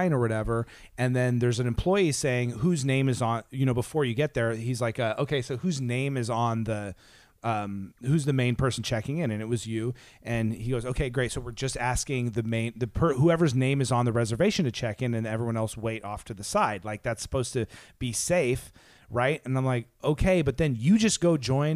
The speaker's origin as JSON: {"language": "English", "region": "California", "country": "United States", "said": "I'm definitely a Californian."}